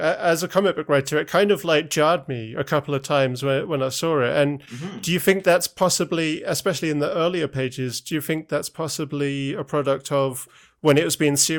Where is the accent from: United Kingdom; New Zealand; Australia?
United Kingdom; born or raised there